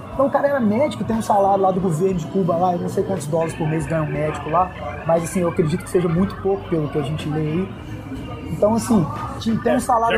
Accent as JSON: {"language": "Portuguese", "country": "Brazil", "said": "do Brasil"}